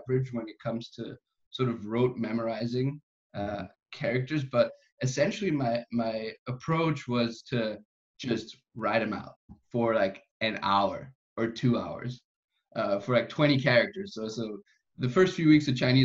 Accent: Austria; first language German; English is a second language; I'm in Austria. I grew up here, and so German is my first language.

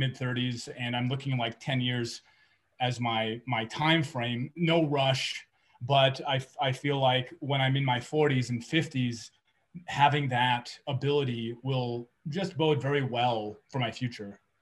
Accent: California, United States; moved away as an adult; now in New Mexico, United States; I grew up in California, and that's where I where I spent a lot of my time.

